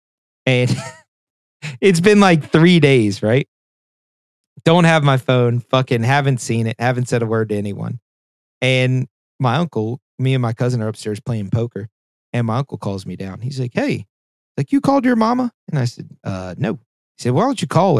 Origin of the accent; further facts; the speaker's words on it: Spotsylvania, Virginia, United States; moved away; I used to live in Spotsylvania